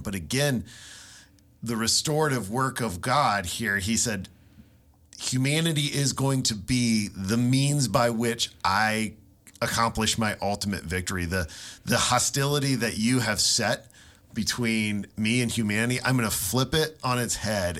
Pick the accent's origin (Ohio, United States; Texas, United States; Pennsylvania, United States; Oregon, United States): Ohio, United States; little town I grew up in in Ohio